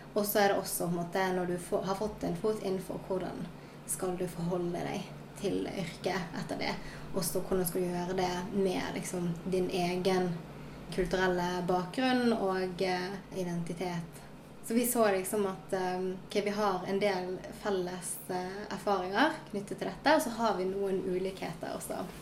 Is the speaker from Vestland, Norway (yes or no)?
yes; Sotra, Vestland, Norway; also born or lived in South Korea; jeg kommer fra Sotra utenfor Bergen.